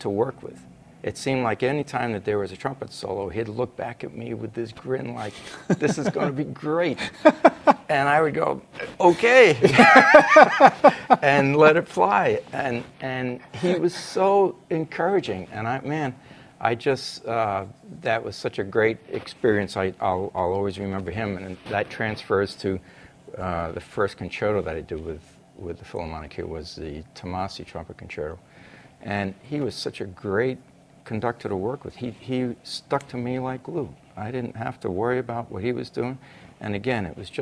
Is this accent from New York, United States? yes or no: yes; New York, United States; moved away as an adult; also born or lived in Chicago; I grew up in New York. I know what New York is like.